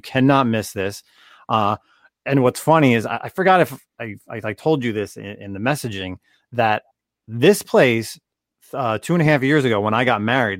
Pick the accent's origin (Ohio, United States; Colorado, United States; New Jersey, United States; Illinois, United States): New Jersey, United States; Roselle Park; I grew up in Roselle Park, which is, you know, the town right by it as well.